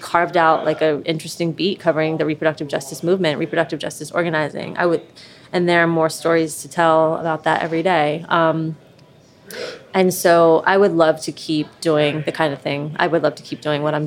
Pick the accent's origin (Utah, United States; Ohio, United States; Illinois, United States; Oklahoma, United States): Ohio, United States; Camp Dennison; moved away as an adult; also born or lived in Oakland, California / New York; I grew up in Camp Denison out east, like near Milford and Indian Hill